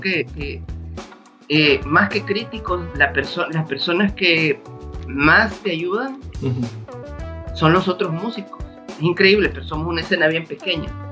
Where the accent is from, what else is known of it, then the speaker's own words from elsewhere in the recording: El Salvador; como salvadoreños